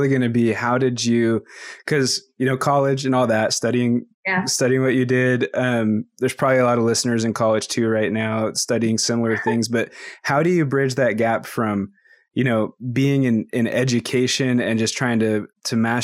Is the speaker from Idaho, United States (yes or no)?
yes; Idaho, United States; I'm from Idaho